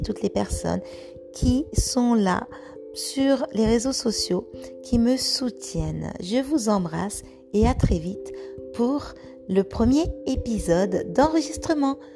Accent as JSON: {"language": "French", "area": "Vosges", "region": "Grand Est", "country": "France", "said": "je viens des Vosges"}